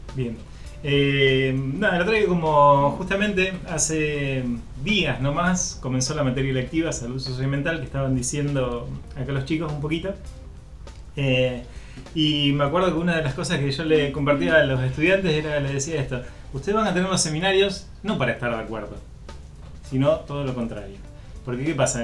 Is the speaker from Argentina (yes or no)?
yes; Rosario, Santa Fe, Argentina; nosotros como rosarinos